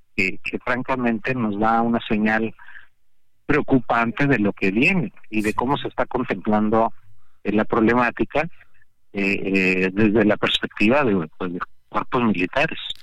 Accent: Mexico; somos mexicanos y mexicanas

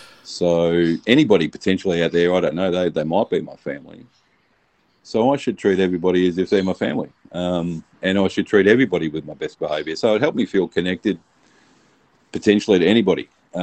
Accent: Melbourne, Victoria, Australia; I was born here in Australia, in Melbourne, and my folks were classic Poms who moved here for a happier life

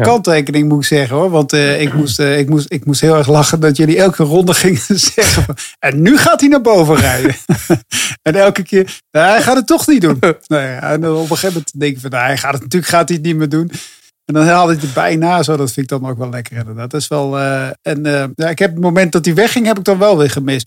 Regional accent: Netherlands; ik kan als Nederlander

